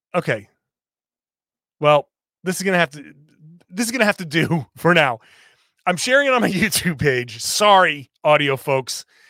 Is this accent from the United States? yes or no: yes; New England, United States; I grew up in New England.